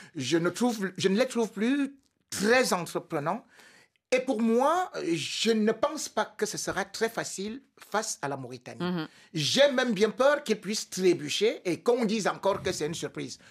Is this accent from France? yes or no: no; Cameroon; je suis Camerounais